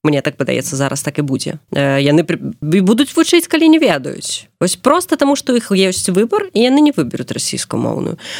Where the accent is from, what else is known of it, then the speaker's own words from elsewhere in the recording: Belarus; also born or lived in Minsk; мы беларусы мы павінны толькі па-беларуску размаўляць